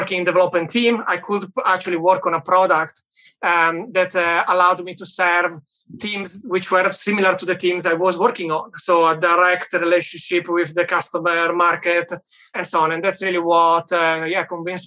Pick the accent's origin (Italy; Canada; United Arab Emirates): Italy; moved away as an adult; also born or lived in United Kingdom / Germany; now in Berlin, Germany; I'm originally from Italy, worked in the UK and in Germany for a while.